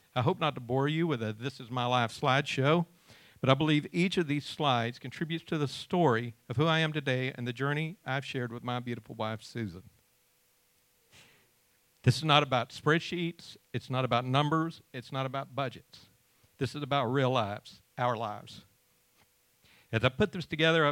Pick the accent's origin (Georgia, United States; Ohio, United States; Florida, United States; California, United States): Georgia, United States; also born or lived in Ringgold, Georgia; In 1972, my parents bought a farm in Rattle, Georgia, near Cartersville, and we moved there from Ringgold